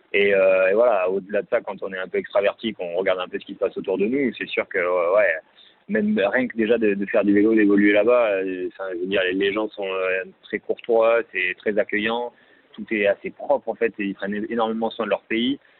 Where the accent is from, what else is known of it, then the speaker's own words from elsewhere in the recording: Libourne, Nouvelle-Aquitaine, France; Libourne, la ville, ma ville natale